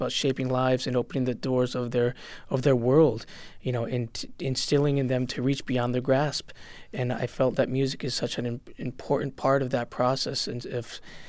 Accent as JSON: {"language": "English", "country": "Puerto Rico", "lives_now": "Springfield, United States", "said": "And when I came from Puerto Rico, music was always very important and prominent in my life as a family, and obviously growing up in that community of the Latinos and Boricuas."}